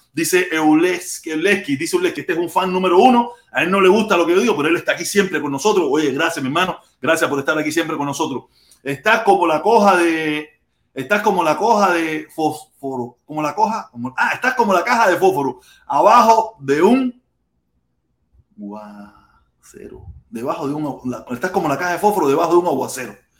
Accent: Cuba; now in Miami, United States; allí es mi tierra natal

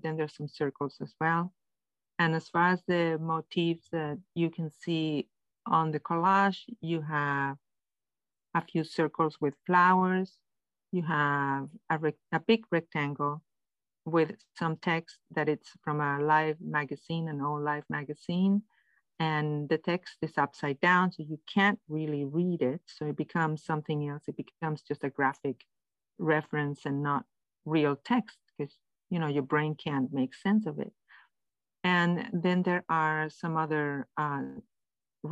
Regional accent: Madrid, Community of Madrid, Spain; English is a second language; also born or lived in Vermont; now in Montreal, Canada; I am from Madrid, Spain, and I've lived here for many, many years, and the last 7 years in Vermont

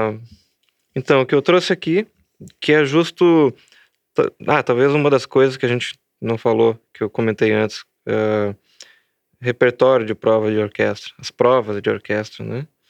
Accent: Rio Grande do Sul, Brazil; also born or lived in Belo Horizonte; Sou, gaúcho, sou gaúcho e estou em Santa Maria.

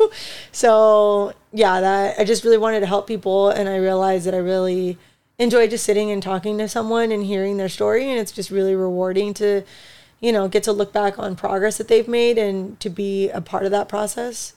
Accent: United States; so I'm Mexican. I was born in the United States, though, so Mexican American, more Chicana

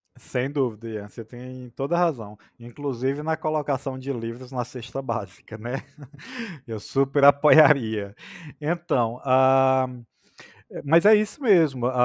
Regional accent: Oeiras, Piauí, Brazil; accent: nordestino; moved away as an adult; also born or lived in Picos, Piauí; now in São Paulo, Brazil; numa cidade como Oeiras, que é minha cidade natal, como Picos, que é onde eu vivi por 12 anos

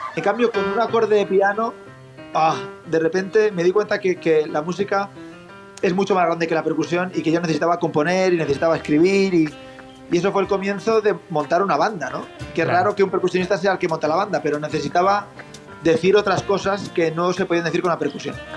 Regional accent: Spain; also born or lived in Boston; percusionista español

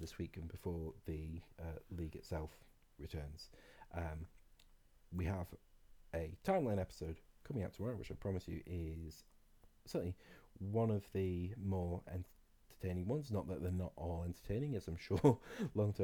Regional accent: Scot, Scotland, United Kingdom; as a Scot

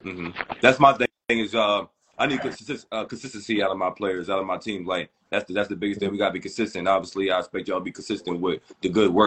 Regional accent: New York, United States; I'm born and raised in New York.

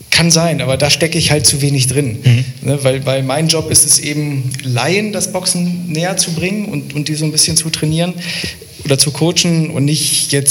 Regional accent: Lower Saxony, Germany; Also ähm, ich komme ja aus der Nähe von Hildesheim

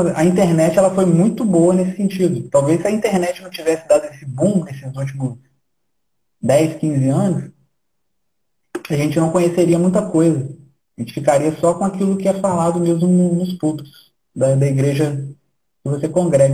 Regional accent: Brazil; Nós somos brasileiros e vamos continuar brasileiros

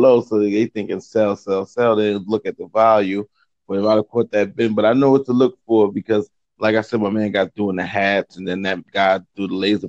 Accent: New York City, New York, United States; we from Brooklyn.

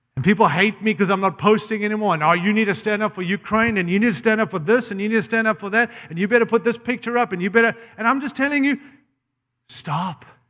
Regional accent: Zimbabwe; now in United States; I was born in Rhodesia, Zimbabwe

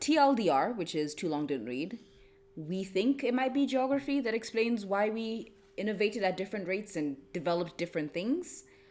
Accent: Kenya; as a Kenyan, I do look at Uganda and Tanzania with bombastic side eye.

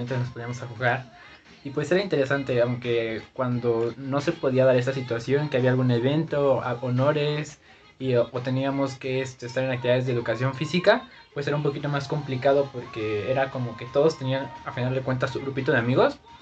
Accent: Zumpango, State of Mexico, Mexico; Yo nací en el Estado de México, en Zumpango, San Sebastián

